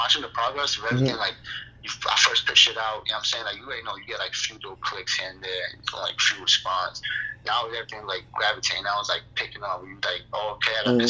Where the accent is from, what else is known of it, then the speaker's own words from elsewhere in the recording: New York City, New York, United States; I'm from East New York, Brooklyn.